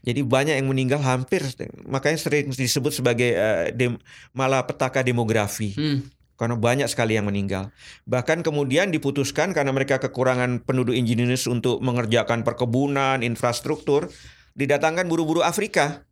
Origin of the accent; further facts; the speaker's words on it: Indonesia; saya dari Indonesia